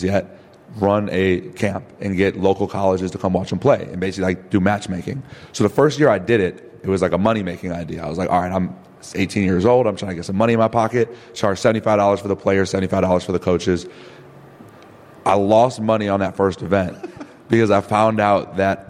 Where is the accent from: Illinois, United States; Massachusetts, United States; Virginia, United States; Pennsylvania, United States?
Illinois, United States; Evanston; I grew up in Evanston, playing basketball